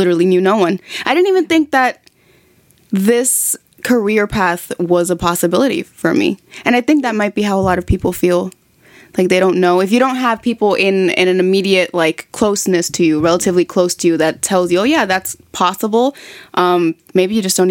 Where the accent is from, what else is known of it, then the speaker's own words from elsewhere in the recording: New York City, New York, United States; moved away as an adult; now in Los Angeles, United States; My family is from the Dominican Republic, but I was raised in New York City